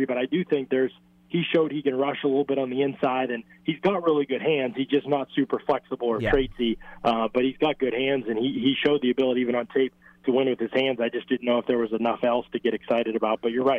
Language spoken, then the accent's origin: English; Lowndes, Pennsylvania, United States; But, you know, I'm from Lowndes, PA here.